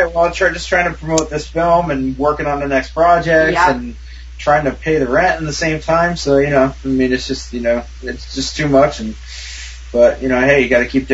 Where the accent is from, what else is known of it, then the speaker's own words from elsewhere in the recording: upstate New York, United States; moved away; So, I'm from New York, actually. I'm from upstate, so I kind of, you know, used the hometown boy thing and got in there.